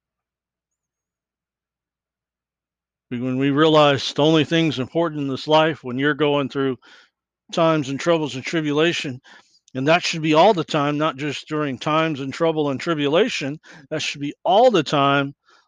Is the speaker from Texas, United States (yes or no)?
yes; Texas, United States; me being a Texan